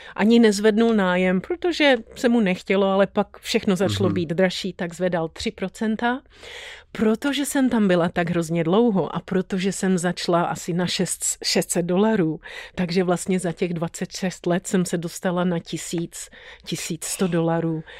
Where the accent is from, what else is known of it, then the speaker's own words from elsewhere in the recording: Tanvald, Liberec Region, Czechia; moved away as an adult; also born or lived in Sweden; now in Los Angeles, United States; Byla jsem narozená v Tanvaldě